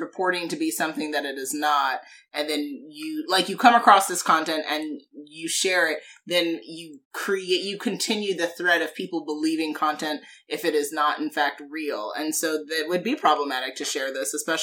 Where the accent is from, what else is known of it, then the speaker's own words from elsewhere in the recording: Jamaica; I'm Jamaican